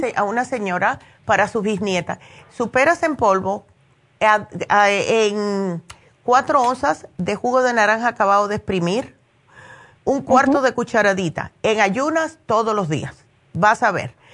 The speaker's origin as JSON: {"language": "Spanish", "region": "New Jersey", "country": "United States", "tie": "born or raised there", "moved": "yes", "said": "yo me crié prácticamente en New Jersey"}